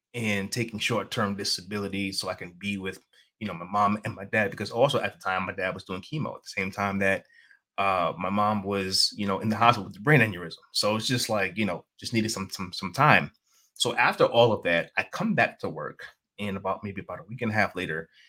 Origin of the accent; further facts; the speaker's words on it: New York City, New York, United States; I'm from New York City.